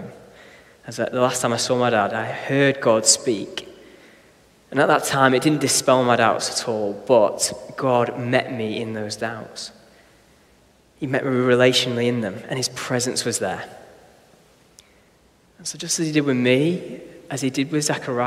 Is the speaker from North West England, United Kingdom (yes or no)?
yes; Blackpool, North West England, United Kingdom; When I was a kid growing up in Blackpool